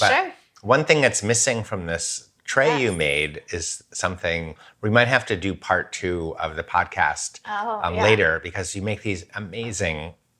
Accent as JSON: {"language": "English", "region": "New York", "country": "United States", "tie": "born or raised there", "said": "Well, when I was a kid growing up in New York"}